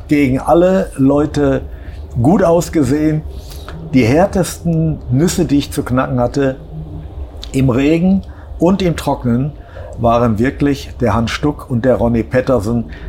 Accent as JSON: {"language": "German", "town": "Essen", "region": "North Rhine-Westphalia", "country": "Germany", "said": "als Essener"}